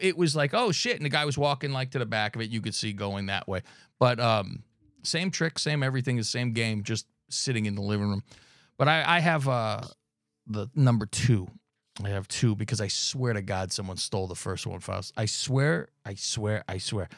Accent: California, United States; I'm from California

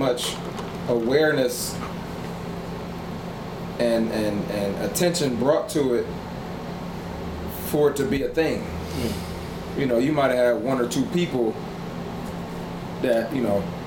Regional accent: United States; you're from America

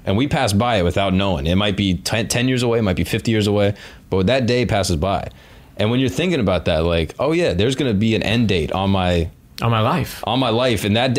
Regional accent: Orlando, Florida, United States; We grew up in Orlando together. We grew up in the same zip code.

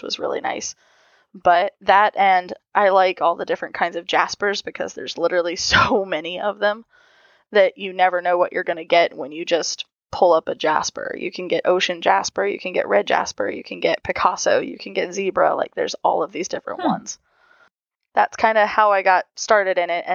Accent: Ohio, United States; I'm from Ohio

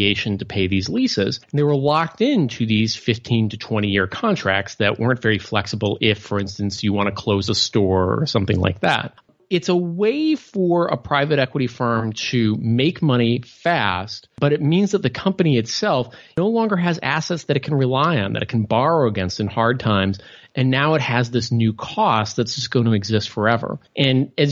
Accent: Midwest, United States; I grew up in the Midwest

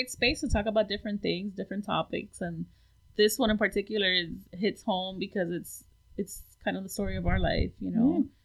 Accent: Hialeah, Florida, United States; my parents got married um in New York and then came down to Miami and I was born in Hialeah.

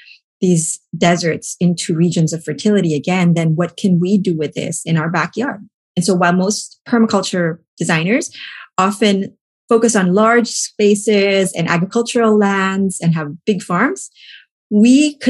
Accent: Philippines; now in Pennsylvania, United States; I came from the Philippines, and I always had this inclination towards things sustainable.

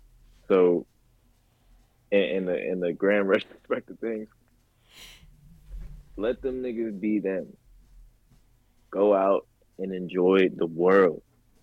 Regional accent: Los Angeles, California, United States; moved away; I come from California, which is a very, very big state. And I lived in Los Angeles, which is very diverse. So I come from a very big world. And now I live in a very small town.

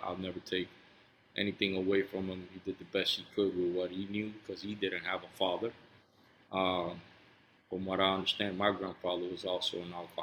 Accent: Cuba; moved away; I was born in Cuba. My home was the underground liquor store and where the games took place.

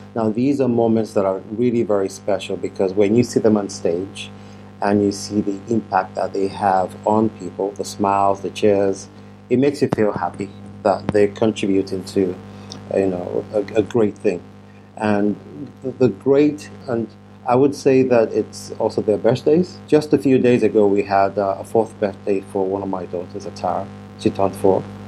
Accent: Nigeria; moved away; I am originally from Nigeria

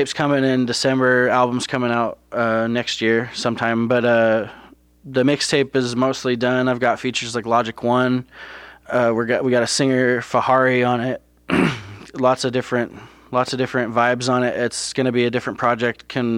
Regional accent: Toledo, Ohio, United States; I grew up with back in Toledo

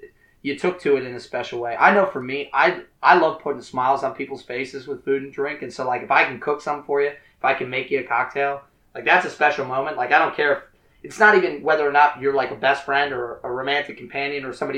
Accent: United States; as Americans

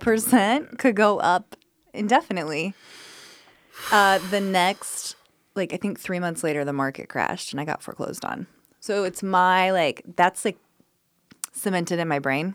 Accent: Colorado, United States; moved away as an adult; now in Memphis, United States; I'm from Colorado

